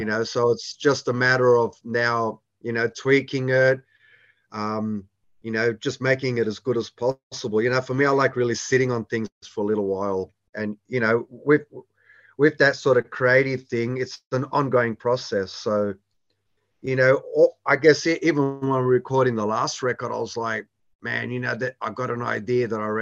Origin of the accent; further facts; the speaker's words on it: Australia; growing up in Australia